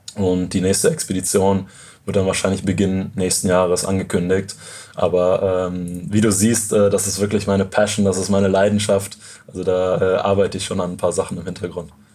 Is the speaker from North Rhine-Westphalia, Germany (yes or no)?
yes; near Cologne, North Rhine-Westphalia, Germany; moved away; ich bin in der Nähe von Köln aufgewachsen